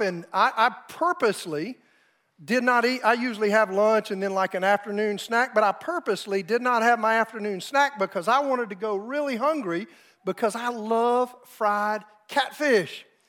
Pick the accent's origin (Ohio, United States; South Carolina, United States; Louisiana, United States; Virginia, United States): South Carolina, United States; moved away as an adult; now in Oklahoma, United States; my wife and I grew up in South Carolina